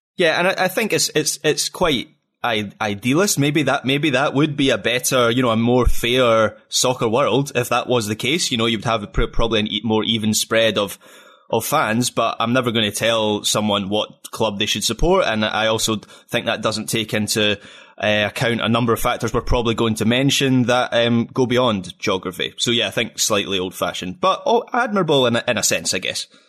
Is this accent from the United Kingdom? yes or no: yes; Scotland, United Kingdom; as a Scot